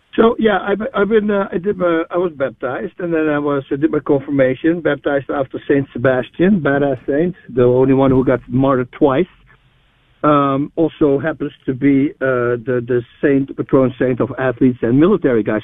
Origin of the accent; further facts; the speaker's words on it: Netherlands; moved away as an adult; now in New Braunfels, United States; I'm, I'm originally from the Netherlands, Holland uh, I moved there in '97.